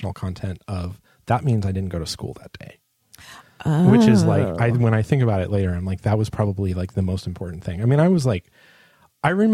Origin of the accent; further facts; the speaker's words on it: San Diego, California, United States; I grew up in San Diego